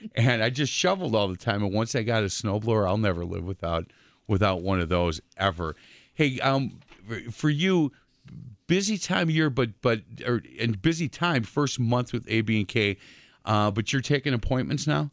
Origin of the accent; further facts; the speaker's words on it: Milwaukee, Wisconsin, United States; I grew up on Bartlett Avenue